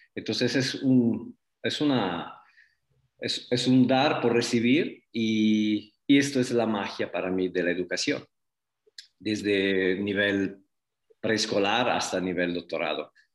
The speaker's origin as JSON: {"language": "Spanish", "town": "Prato", "region": "Tuscany", "country": "Italy", "also_born_or_lived": "Guadalajara, Mexico", "second_language": "Spanish", "moved": "as an adult", "lives_now": "Zapopan, Mexico", "said": "Vengo de una ciudad de 200.000 habitantes que se llama Prato. Es una ciudad a 20 kilómetros de Florencia, en Toscana"}